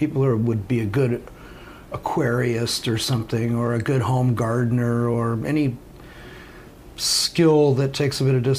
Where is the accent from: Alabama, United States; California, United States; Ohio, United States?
California, United States; Del Mar; moved away as an adult; also born or lived in Santa Cruz, California / Indiana / Netherlands; I grew up in San Diego, near San Diego, a little town called Del Mar. Grew up right on the beach